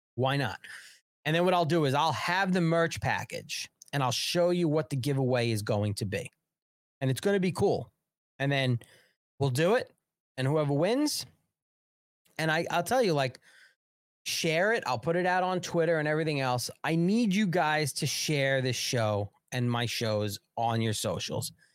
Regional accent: New York, United States; I'm from New York

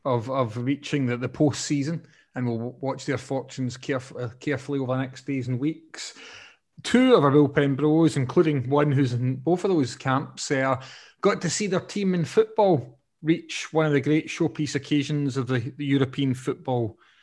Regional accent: Scotland, United Kingdom

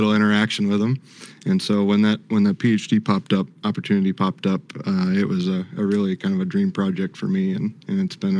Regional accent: South Central Minnesota, United States; moved away; also born or lived in Kingsville, Texas; I grew up in South Central Minnesota.

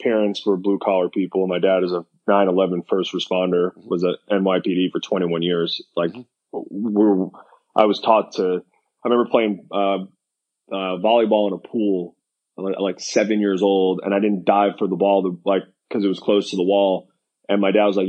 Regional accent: New York, United States; moved away as an adult; now in Florida, United States; growing up in New York, we don't have year-round baseball.

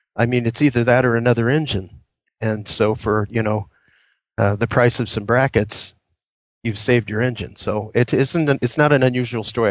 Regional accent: Indiana, United States; moved away as an adult; now in Queen Creek, United States; I was born and raised in Indiana

